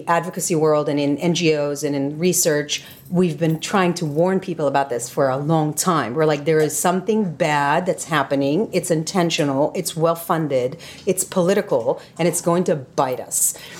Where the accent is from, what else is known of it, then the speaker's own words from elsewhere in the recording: Tel Aviv, Tel Aviv District, Israel; moved away as an adult; now in United States; I'm Israeli-American. So I was born and raised in Israel, and I live in the United States.